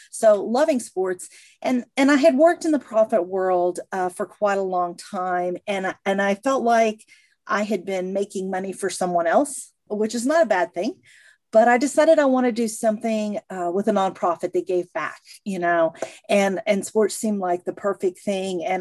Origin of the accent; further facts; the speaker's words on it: Missouri, United States; moved away; I'm originally from Missouri, so we were a divided family. My sister was a, a, Kansas City fan, and I was a St. Louis fan